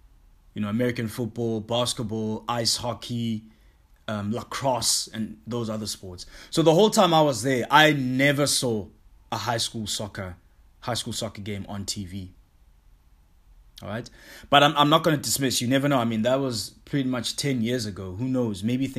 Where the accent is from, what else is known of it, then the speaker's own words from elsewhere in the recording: South Africa; also born or lived in Hong Kong; it's not only big in the country that I grew up in South Africa only. Nah, I mean, when I lived in Hong Kong, I met a lot of guys like from New Zealand and Australia, in England.